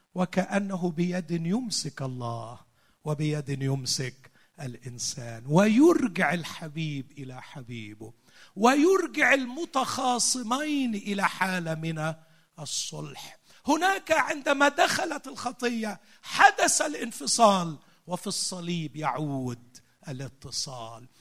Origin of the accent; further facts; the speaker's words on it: Egypt; عندنا في مصر